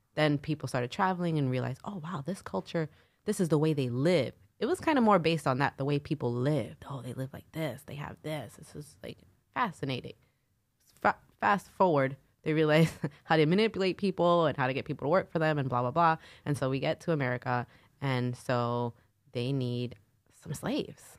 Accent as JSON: {"language": "English", "town": "New York City", "region": "New York", "country": "United States", "accent": "nasally Brooklyn", "said": "I'm from Brooklyn"}